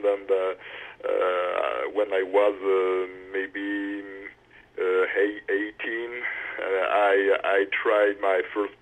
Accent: Auvergne-Rhône-Alpes, France; English is a second language; moved away as an adult; now in Paris, France; I grew up in the center of France, in an area which is called Auvergne, a mountains area

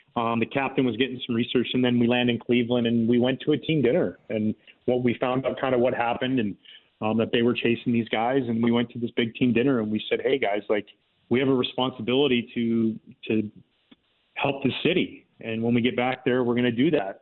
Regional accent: Gibsons, British Columbia, Canada; moved away; I grew up in a little town outside of Vancouver called Gibson's, uh, the Sunshine Coast

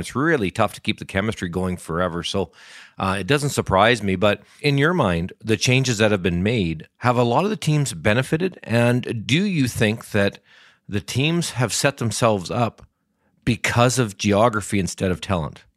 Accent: Alberta, Canada; I'm from I'm from Alberta

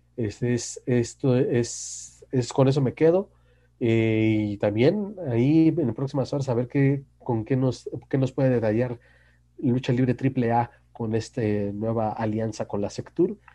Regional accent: Naucalpan, State of Mexico, Mexico; yo que soy de Naucalpan

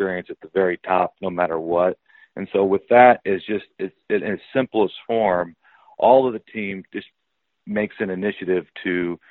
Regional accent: Mullen, Nebraska, United States; I grew up in Mullen

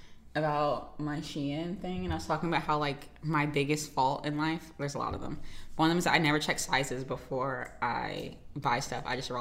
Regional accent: United States; I think American accents are neutral. I think it's only because I'm from America that I think that.

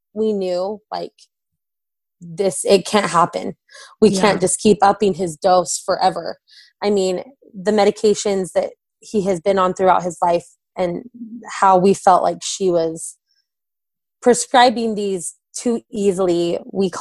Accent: Orem, Utah, United States; now in Vineyard, United States; we're originally from Orem

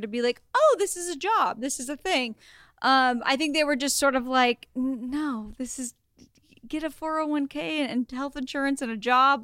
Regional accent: Oregon, United States; moved away; also born or lived in Los Angeles; I'm from Oregon. I went to the University of Oregon for college

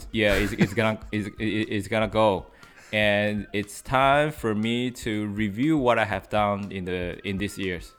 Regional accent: New York, United States; because I came from New York

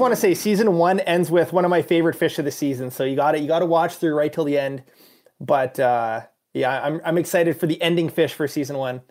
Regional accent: Canada; being a Canadian

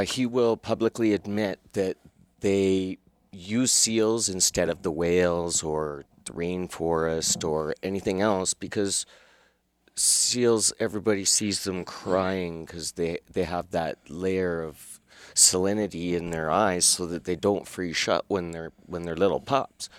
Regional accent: Calgary, Alberta, Canada; accent: Calgary; I was born and raised in Calgary

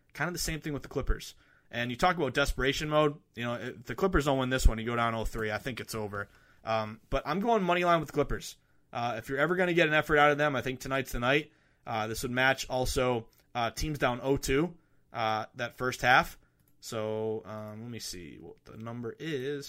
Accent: the Berkshires, Western Massachusetts, United States; moved away; I'm going back home to Western Mass, uh, the beautiful Berkshires, uh, where I grew up.

